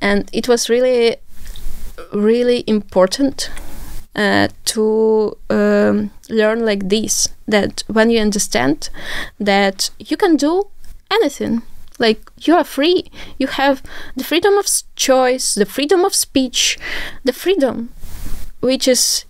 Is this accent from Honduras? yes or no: no; Zaporizhzhia, Zaporizhzhia Oblast, Ukraine; English is a second language; I'm from Zaporizhia actually, and it's the cradle of Zaporizhian Cossacks.